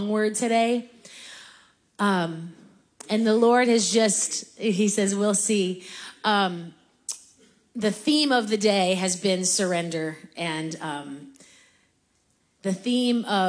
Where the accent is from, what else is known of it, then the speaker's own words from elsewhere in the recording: Hobart, Indiana, United States; moved away; a suburb of Chicago, my hometown, Hobart, Indiana. We went to my childhood church.